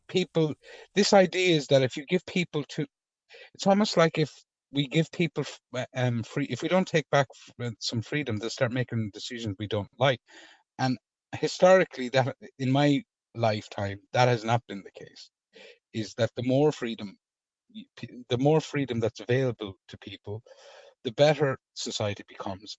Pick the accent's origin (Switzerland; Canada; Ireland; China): Ireland; as an Irish man